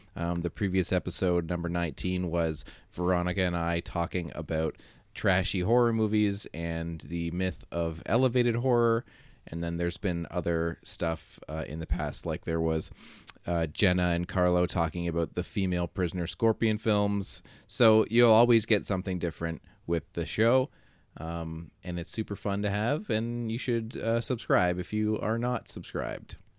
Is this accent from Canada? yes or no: yes; Canada; as a Canadian